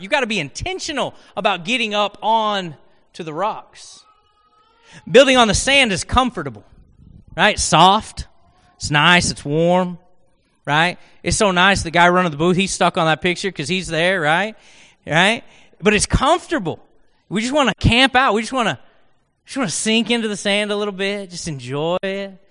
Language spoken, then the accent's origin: English; Oklahoma, United States; accent: Oklahoman; I spoke Oklahoman, and so English was not my native tongue